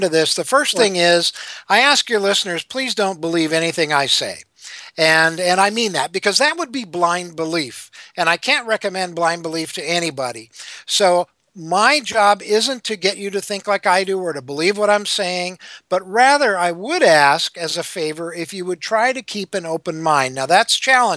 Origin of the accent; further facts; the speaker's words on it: Minnesota, United States; I grew up Lutheran in Minnesota